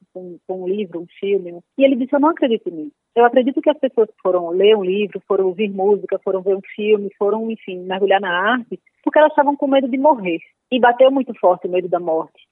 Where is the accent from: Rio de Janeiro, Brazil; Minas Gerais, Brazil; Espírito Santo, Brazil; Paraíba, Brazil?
Paraíba, Brazil; moved away as an adult; now in São Paulo, Brazil; quando eu existia na Paraíba, eu era uma pessoa, né, que Sim. nasci, estava lá na Paraíba